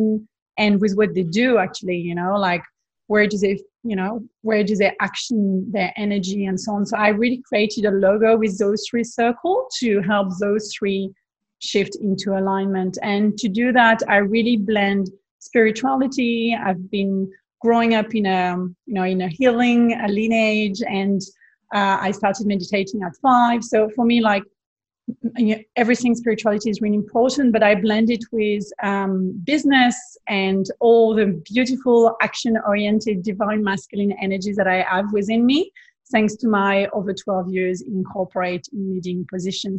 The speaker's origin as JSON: {"language": "English", "region": "Provence-Alpes-Côte d'Azur", "country": "France", "tie": "born or raised there", "also_born_or_lived": "Bondi Beach, Sydney, Australia", "second_language": "English", "moved": "as an adult", "lives_now": "Sydney, Australia", "said": "I'm originally from France, from the south of France, the beautiful Provence landscape with the beach and Saint-Tropez and all those kind of beautiful places. So I had the privilege to grow up there"}